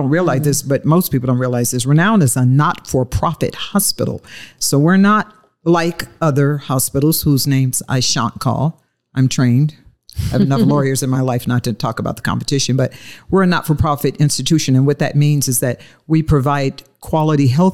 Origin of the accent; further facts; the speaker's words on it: Detroit, Michigan, United States; moved away; I was born and raised in Motown